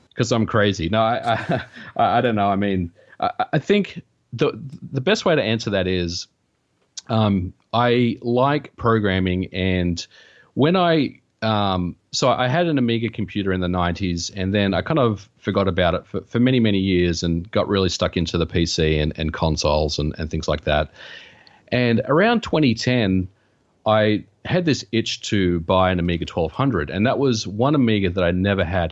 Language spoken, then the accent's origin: English; Australia; now in United States; I, I grew up in Australia